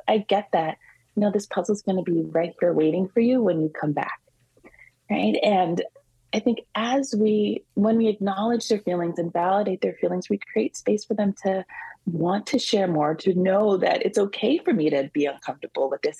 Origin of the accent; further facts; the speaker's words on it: California, United States; also born or lived in Washington, D.C.; now in New York, United States; I grew up in California, so you know, I'm a little of a California girl mm. at heart, but but definitely a New Yorker. I've been here for over 20 years.